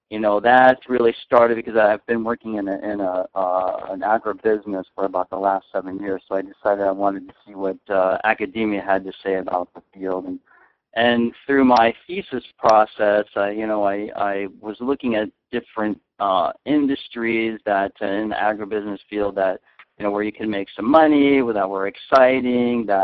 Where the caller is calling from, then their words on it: Arcadia, California, United States; I am actually in uh, Arcadia, California, just outside of uh, Pasadena.